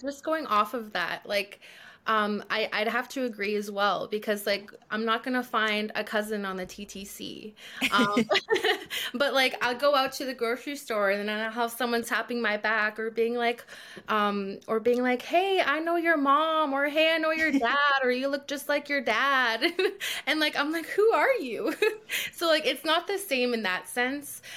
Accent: Thunder Bay, Ontario, Canada; I had the privilege of growing up in Thunder Bay

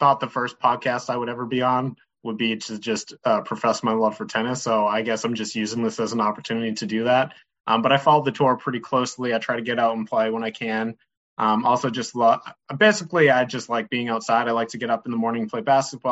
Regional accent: Boston, Massachusetts, United States; moved away as an adult; also born or lived in North Carolina; I'm originally from Boston. Grew up just south of the city.

